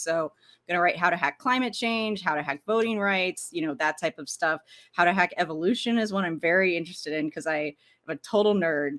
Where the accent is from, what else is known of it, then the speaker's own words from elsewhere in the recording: Arlington, Virginia, United States; I grew up in Washington, D C, in, in Arlington, Virginia, to be more specific